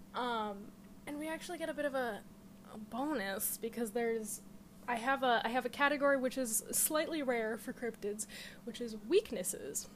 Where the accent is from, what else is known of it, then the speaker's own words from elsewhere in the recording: Connecticut, United States; I'm from Connecticut. We don't pronounce T's anyway